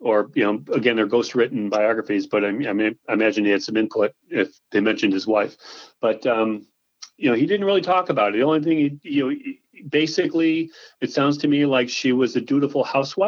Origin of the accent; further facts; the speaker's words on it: Springville, New York, United States; Pop Warner's from my hometown